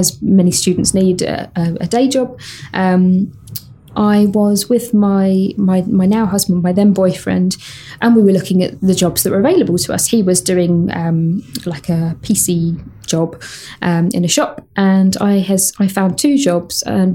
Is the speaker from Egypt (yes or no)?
no; United Kingdom; I'm terribly British